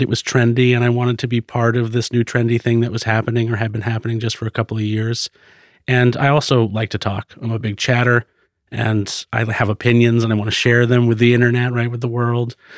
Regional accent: Florida, United States; also born or lived in Concord, New Hampshire; now in Portland, United States; I grew up in Florida

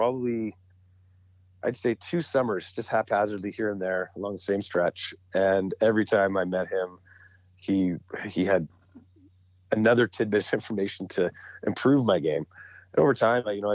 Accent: Edmonton, Alberta, Canada; also born or lived in Calgary; growing up in Edmonton, there's not a whole lot of opportunity that I knew of to fly fish. So when I moved back to Calgary, I was about 18

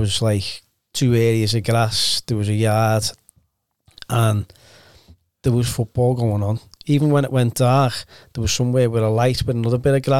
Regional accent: Liverpool, North West England, United Kingdom

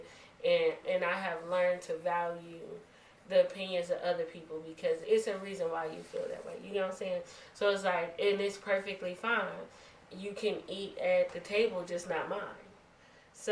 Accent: Detroit, Michigan, United States; I'm from a big town. I'm from Detroit.

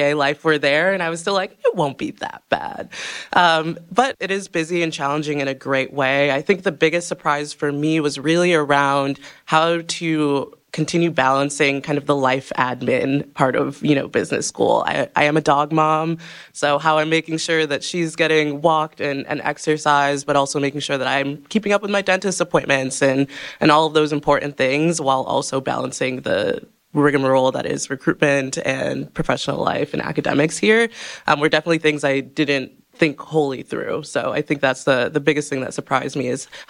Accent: New York City, New York, United States; moved away; also born or lived in Detroit; I'm originally from Brooklyn, New York, but most folks think I'm from Detroit

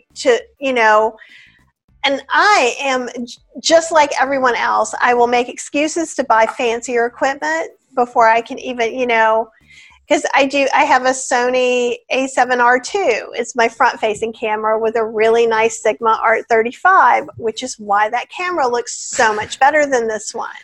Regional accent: the South, United States; I'm from the South

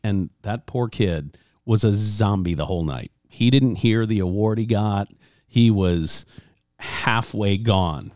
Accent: Louisiana, United States; moved away; I grew up in Louisiana

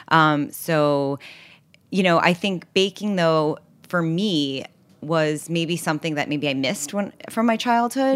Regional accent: New York City, New York, United States; also born or lived in Los Angeles; So I grew up in New York City on the Upper West Side, eighty-seventh and Broadway

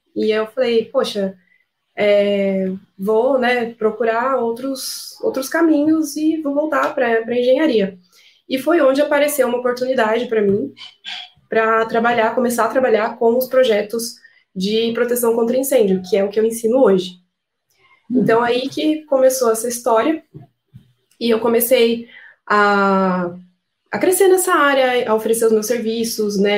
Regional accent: Piracicaba, São Paulo, Brazil; nós somos de Piracicaba, interior de São Paulo

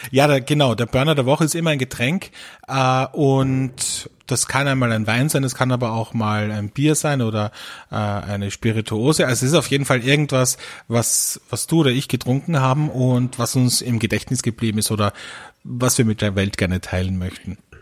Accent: Austria; bei uns in Österreich

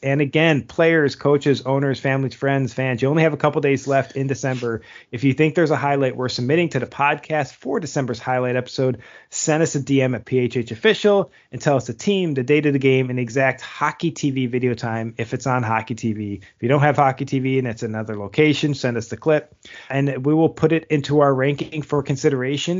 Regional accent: United States; as an American

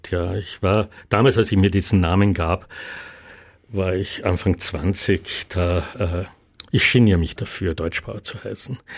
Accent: Klagenfurt, Carinthia, Austria; wir sind in Klagenfurt aufgewachsen mit einer Tiroler, Osttiroler Mutter. Dadurch war das Slowenische eher nur bei den verwandten Besuchen äh, im Rosental üblich, aber in Klagenfurt im Familienkreis nicht so sehr.

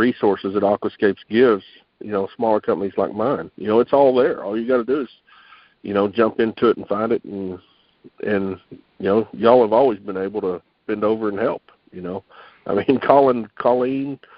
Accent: Texas, United States; I'm a Texan

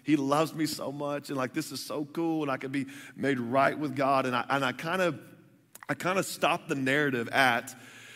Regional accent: Texas, United States; moved away; I grew up in the South. In the South, they give you a birth certificate, and they give you a Bible. You know, so I'm from Texas

